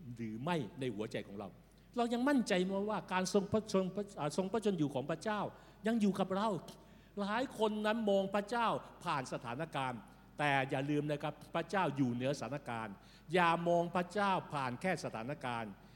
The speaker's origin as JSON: {"language": "Thai", "country": "Thailand", "said": "เราในฐานะคนไทยที่รู้จักกับพระเจ้า"}